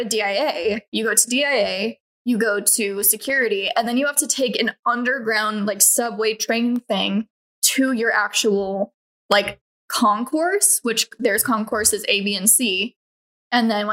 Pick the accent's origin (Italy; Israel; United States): United States; Colorado; I grew up in Colorado